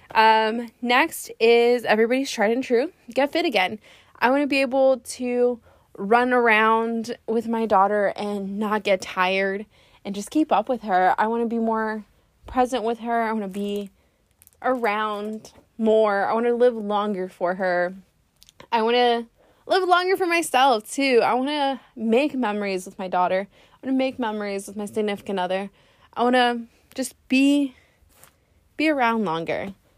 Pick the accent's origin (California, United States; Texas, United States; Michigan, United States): Texas, United States; Laredo; now in San Antonio, United States; I am from Laredo